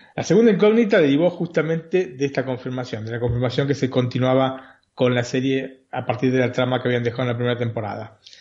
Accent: Buenos Aires, Argentina; born or raised there

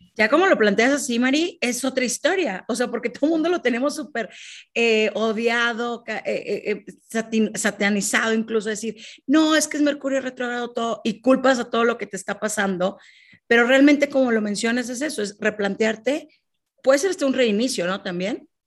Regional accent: Monterrey, Nuevo León, Mexico; now in Mexico City, Mexico; desde mi tierra natal, que es Monterrey. Yo me encuentro en Ciudad de México

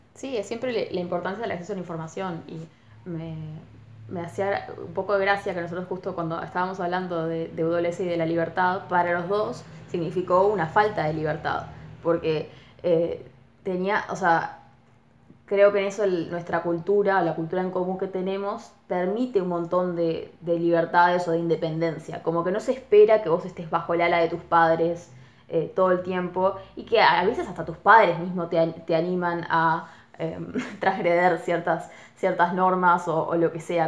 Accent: Colonia del Sacramento, Colonia, Uruguay; also born or lived in Armenia; Colonia es de donde yo vengo y es cruzando el río con Buenos Aires. También por eso mi acento.

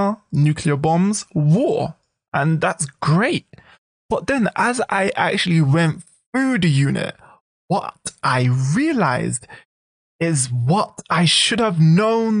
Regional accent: United Kingdom; now in Japan; UK national. That's British national

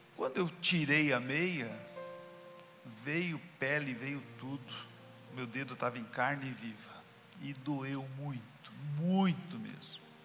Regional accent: Brazil; Eu sou brasileiro

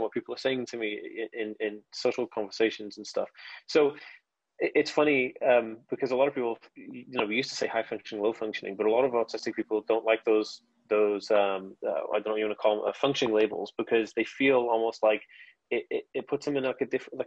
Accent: United Kingdom; I say Asperger's because I'm British. So that's how we say it

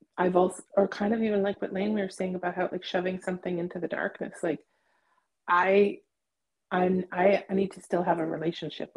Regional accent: Toronto, Ontario, Canada; where I grew up in Toronto

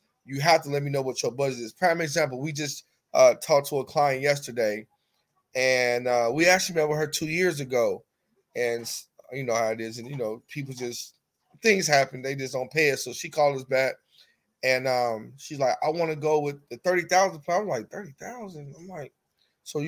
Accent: Chicago, Illinois, United States; I'm from Chicago

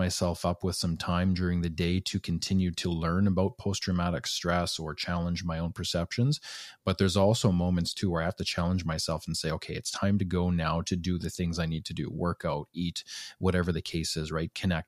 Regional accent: Alberta, Canada; I was born and raised in Northern Alberta. And men just operate differently up there, right?

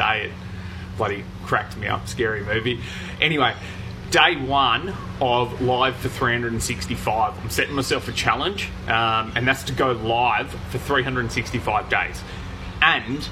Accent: Gold Coast, Queensland, Australia; moved away as an adult; now in Townsville, Australia; I grew up on the Gold Coast, and I only just moved away for the first time, actually, about 6 months ago, when I moved up to Townsville

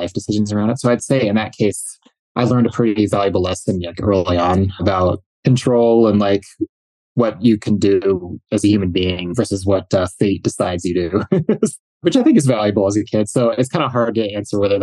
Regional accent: Minneapolis, Minnesota, United States; I grew up in the Minneapolis metro in the 90s and 80s and 90s

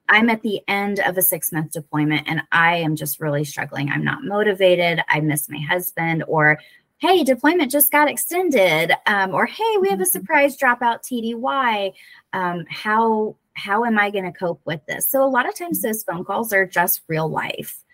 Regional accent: Florida, United States; accent: southern; moved away as an adult; now in Whidbey Island, Washington, United States; from florida like okay yeah. okay so yeah just born and bred

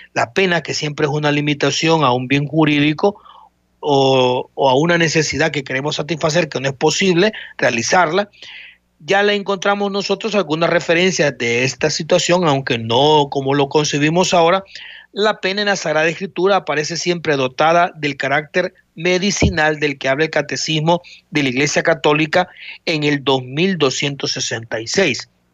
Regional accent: El Salvador; como salvadoreños

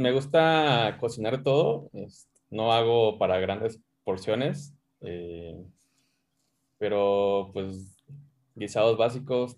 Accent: Mazatlán, Sinaloa, Mexico; now in Mexico City, Mexico; Yo soy de Mazatlán.

